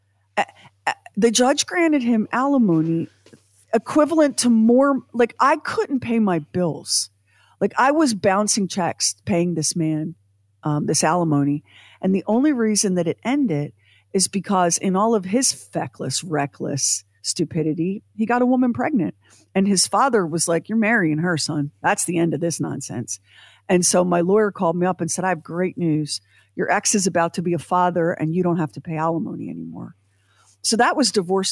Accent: United States; as an American, born when I was born

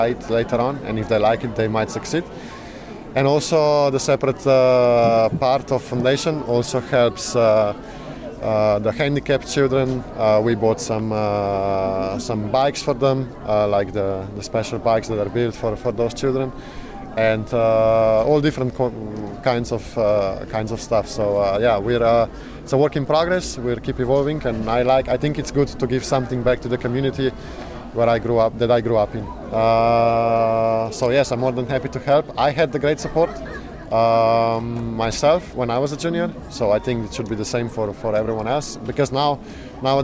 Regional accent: Slovenia; I was not born in Yugoslavia, I was born in Slovenia

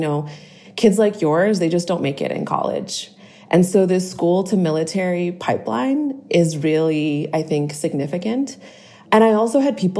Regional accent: Boston, Massachusetts, United States; I'm originally from Boston.

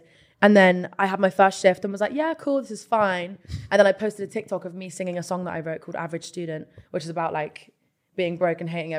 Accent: Southampton, South East England, United Kingdom; No, I grew up in Southampton.

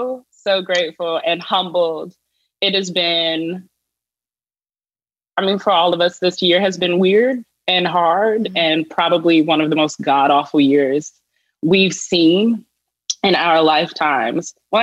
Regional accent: Richmond, Virginia, United States; I'm from Virginia, so I grew up in the heart of the Confederacy and went to school like in Richmond, Virginia, the capital of the Confederacy.

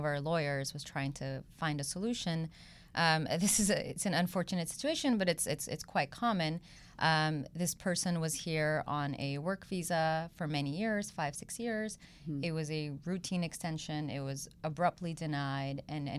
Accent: India; also born or lived in South Korea / Belgium / Switzerland / Ivory Coast; so I grew up in South Korea, Belgium, wow. Switzerland, a few years in India as well, which is where I'm originally from.

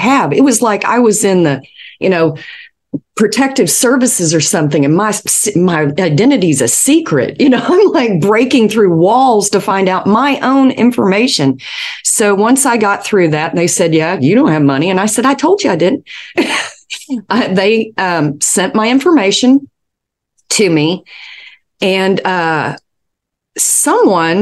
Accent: Knox County, Tennessee, United States; I was born in Knox County, Tennessee, in the University of Tennessee Hospital

